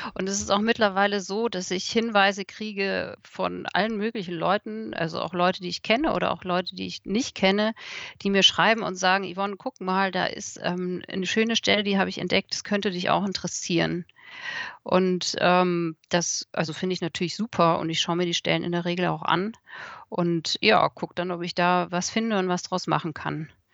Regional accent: Munich, Bavaria, Germany; now in Odenwald, Germany; ich komme ja aus München

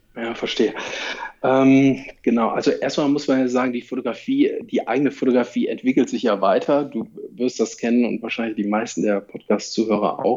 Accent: Cologne, North Rhine-Westphalia, Germany; moved away as an adult; Ich bin auch Kölner, habe jetzt 40 Jahre dort gewohnt

